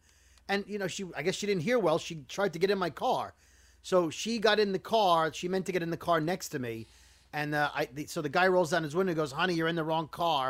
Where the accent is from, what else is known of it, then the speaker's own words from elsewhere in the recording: New York City, New York, United States; moved away; I'm from Brooklyn, where you're super paranoid